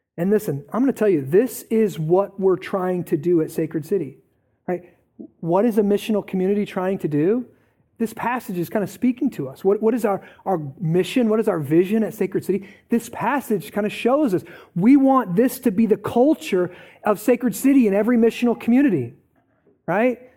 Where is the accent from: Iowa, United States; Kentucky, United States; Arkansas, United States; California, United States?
Iowa, United States; Eldridge; I grew up in Parkview, okay? So I'm kind of out of the Quad Cities, let's just say that, right? Grew up in Parkview, Eldridge, went to North Scott